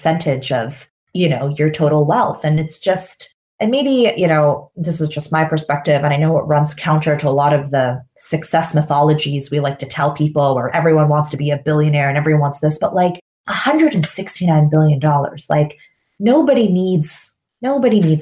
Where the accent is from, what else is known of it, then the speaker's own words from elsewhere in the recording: Canada; moved away; when I lived in North America, I grew up in Canada, I'm Canadian.